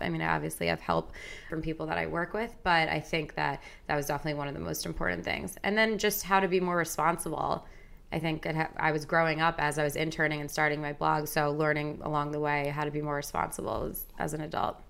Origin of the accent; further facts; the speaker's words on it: Long Island, New York, United States; also born or lived in Madison, Wisconsin; now in New York City, United States; I grew up on Long Island